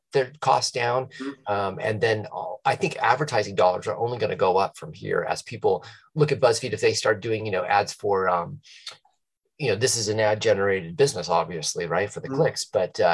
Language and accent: English; Tucson, Arizona, United States; I'm from Tucson, Arizona.